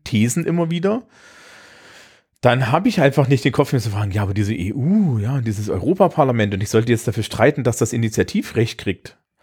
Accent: Germany; als Deutsche

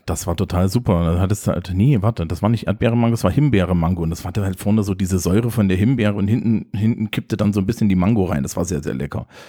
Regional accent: East Germany, Germany; ich bin aus dem Osten.

